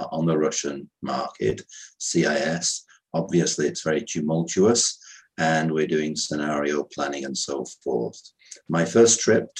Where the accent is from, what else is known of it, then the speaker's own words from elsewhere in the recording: United Kingdom; moved away as an adult; now in Vienna, Austria; I'm a British national, but I've been living in Austria for 38 years